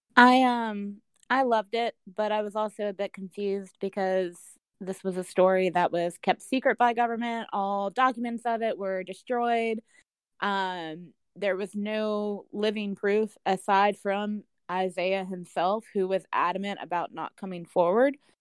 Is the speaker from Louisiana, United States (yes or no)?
yes; Louisiana, United States; I'm from Louisiana